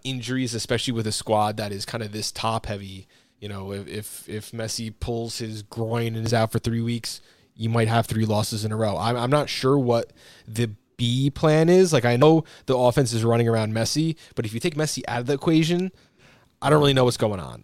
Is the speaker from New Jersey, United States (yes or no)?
yes; New Jersey, United States; growing up in New Jersey